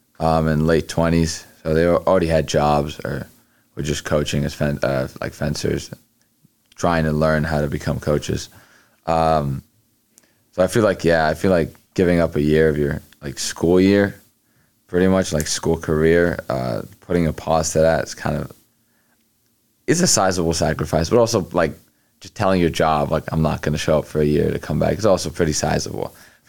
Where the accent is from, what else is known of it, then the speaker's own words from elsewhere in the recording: Egypt; also born or lived in Houston, United States; Well, where I'm from is Egypt. I was born in Houston, Texas. But lately I've been living in Egypt for like the past 3 years.